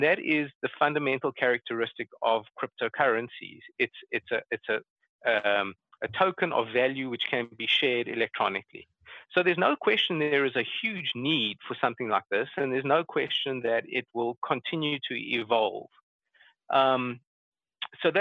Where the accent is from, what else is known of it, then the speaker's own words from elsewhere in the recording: South Africa; moved away; I'm from Africa originally